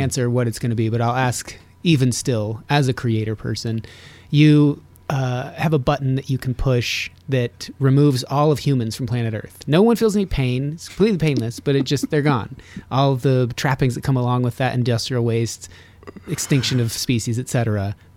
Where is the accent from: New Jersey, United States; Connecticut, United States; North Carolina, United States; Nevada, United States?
Nevada, United States; Reno; I'm from Reno, Nevada